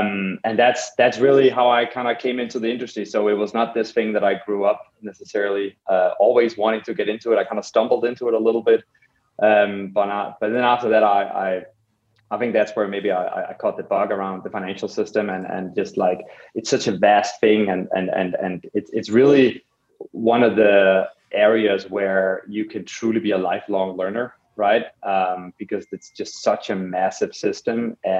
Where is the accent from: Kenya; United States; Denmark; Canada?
Denmark; Copenhagen, Capital Region of Denmark; So personally, I grew up in Copenhagen in Denmark, and took a very early interest in design